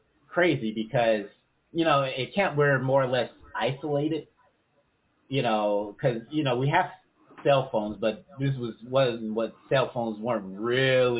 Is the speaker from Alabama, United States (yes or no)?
no; Gary, Indiana, United States; Growing up in Gary